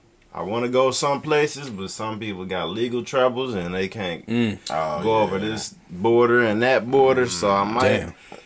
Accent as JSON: {"language": "English", "town": "Tupelo", "region": "Mississippi", "country": "United States", "said": "I'm from Tupelo."}